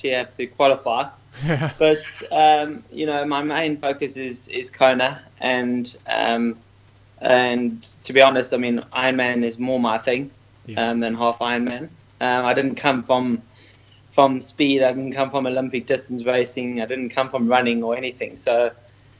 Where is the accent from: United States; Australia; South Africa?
South Africa; Port Elizabeth, Eastern Cape; I was born in Port Elizabeth